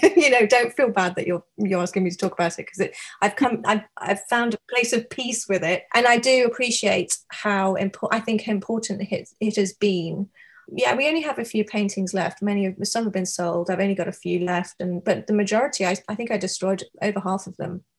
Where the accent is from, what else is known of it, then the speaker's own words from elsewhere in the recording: United Kingdom; also born or lived in New York; now in Seattle, United States; I am a British artist living and working in Seattle, Washington, on the west coast of the US